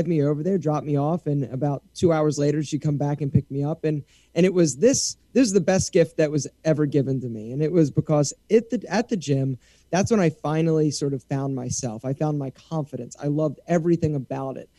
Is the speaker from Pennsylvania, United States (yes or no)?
yes; Philadelphia, Pennsylvania, United States; moved away as an adult; also born or lived in Morgantown, West Virginia; now in Atlanta, United States; I'm from Philadelphia, and I knew that I didn't want to go back there.